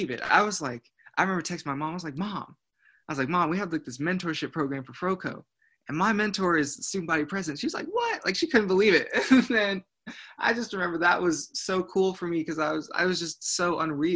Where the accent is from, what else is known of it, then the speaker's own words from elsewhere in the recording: Zionsville, Indiana, United States; moved away as an adult; now in Columbia, United States; I'm originally from Zionsville, Indiana. So I'm an out-of-state kid coming to South Carolina.